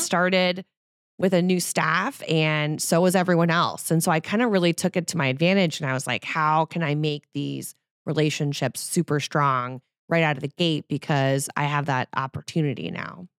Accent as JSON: {"language": "English", "town": "New Orleans", "region": "Louisiana", "country": "United States", "moved": "yes", "said": "I'm from New Orleans"}